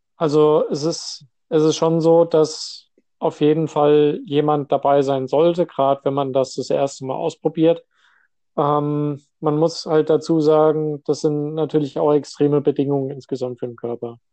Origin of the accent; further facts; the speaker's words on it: Hesse, Germany; moved away as an adult; now in Westerstede, Germany; Ich komme hier ursprünglich aus Hessen